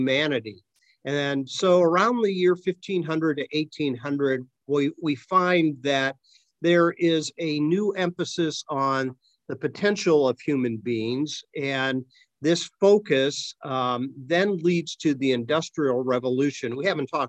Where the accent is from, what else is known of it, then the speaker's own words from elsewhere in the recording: Akron, Ohio, United States; moved away; my hometown of Akron